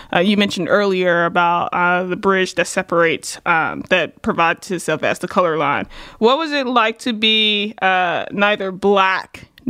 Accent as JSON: {"language": "English", "town": "Blytheville", "region": "Arkansas", "country": "United States", "tie": "born or raised there", "accent": "twang", "said": "I'm very much so proud from Blytheville, Arkansas. I want to give a shout out to my hometown."}